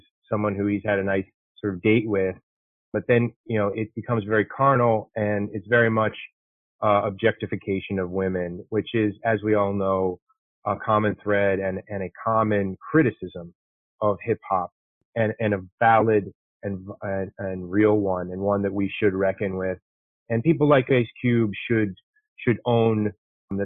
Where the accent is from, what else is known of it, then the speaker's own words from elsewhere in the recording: Chicago, Illinois, United States; moved away; also born or lived in Detroit; I'm from Chicago